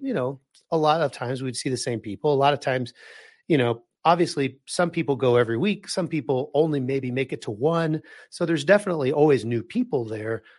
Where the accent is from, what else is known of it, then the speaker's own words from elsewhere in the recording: Wichita, Kansas, United States; moved away; I'm originally from Wichita, Kansas